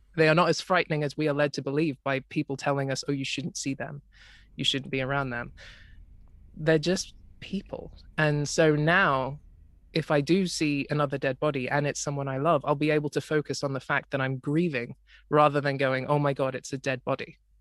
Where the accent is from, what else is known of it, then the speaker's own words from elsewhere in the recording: Australia; I grew up in Australia, uh, which in in a part of Australia which is currently flooded